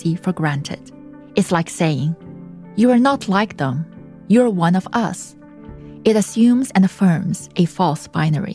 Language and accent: English; China; English is a second language; moved away; my native tongue spoken in such a bold fashion in my birth country